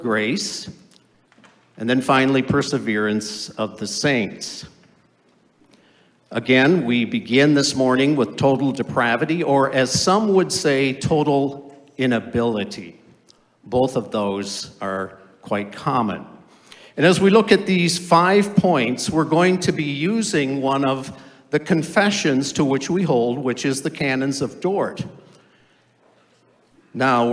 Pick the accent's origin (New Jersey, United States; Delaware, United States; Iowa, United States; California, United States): Iowa, United States; Orange City; moved away as an adult; also born or lived in Holland, Michigan; I grew up in Orange City, Iowa, and the town always sponsored a tulip time festival